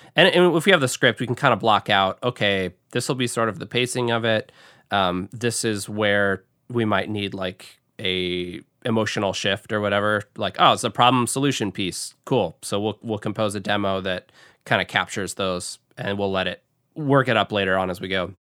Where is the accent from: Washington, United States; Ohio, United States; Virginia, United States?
Washington, United States; Seattle; moved away as an adult; now in Grand Rapids, United States; I grew up in Seattle and started out in Seattle